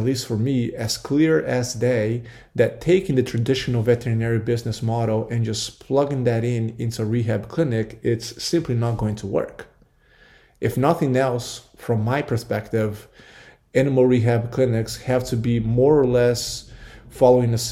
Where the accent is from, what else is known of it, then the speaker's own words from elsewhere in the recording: Brazil; now in United States; growing up in Brazil, we really didn't have Halloween